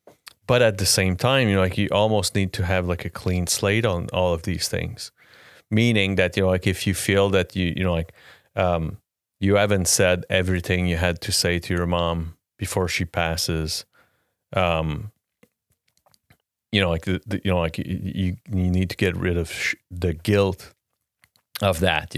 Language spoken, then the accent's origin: English; Quebec, Canada; The GOAT, Lecky. Yeah. I'm from Quebec. He's the GOAT.